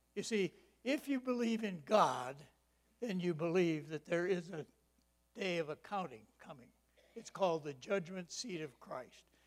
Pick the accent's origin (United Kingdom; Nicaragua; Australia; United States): United States; Michigan; I grew up in Michigan